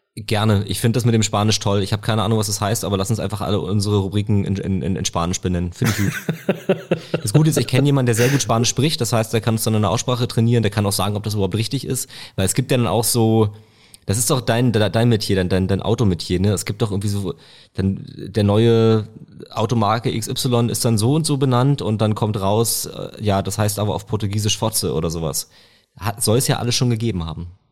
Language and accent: German; Potsdam, Brandenburg, Germany; das kann ich sicher sagen als Potsdamer